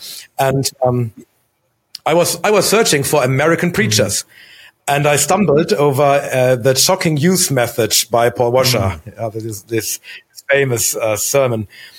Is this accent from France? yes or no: no; Germany; So I was born in Germany. We moved around a lot, but always within the German borders.